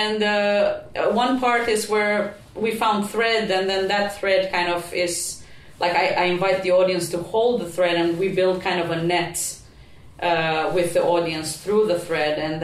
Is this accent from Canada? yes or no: no; Prizren, Kosovo; first language Albanian; English is a second language; now in Helsinki, Finland; my hometown in Prizren in Kosovo